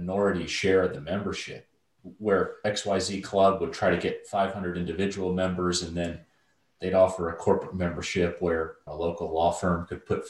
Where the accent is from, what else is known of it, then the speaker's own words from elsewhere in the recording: Atlanta, Georgia, United States; when I was 13, 14 years old, growing up in Atlanta suburbs